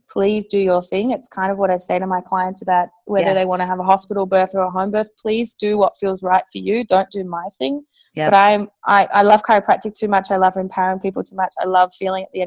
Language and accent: English; Australia; moved away as an adult; also born or lived in Melbourne, Australia; now in Amsterdam, Netherlands; an English-speaking Australian